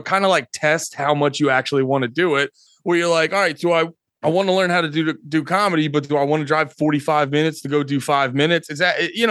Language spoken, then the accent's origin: English; Allentown, Pennsylvania, United States; now in New Jersey, United States; I grew up right outside Allentown.